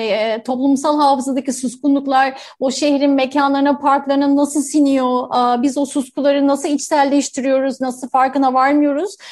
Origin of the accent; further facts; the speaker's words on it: Istanbul, Turkey; ben kendimi hep Kadıköylü olarak adlederim ve yani e, neredeyse 16 yaşımdan beri Kadıköylüyüm. E, orada hani ergenliği orada yaşadım